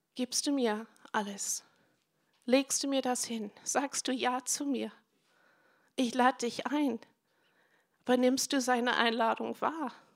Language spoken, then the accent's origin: German; United States; German is a second language; moved away as an adult; now in Germany; ich bin Amerikanerin, aber ich bin schon ewig in Deutschland